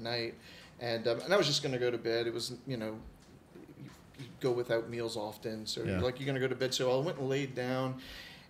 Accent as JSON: {"language": "English", "country": "United States", "said": "I'm American"}